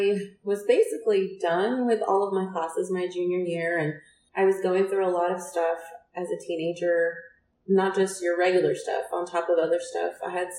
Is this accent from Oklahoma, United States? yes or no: yes; Red Rock, Oklahoma, United States; also born or lived in Carnegie, Oklahoma; I grew up in northern Oklahoma in Noble County in a little town called Red Rock, Oklahoma.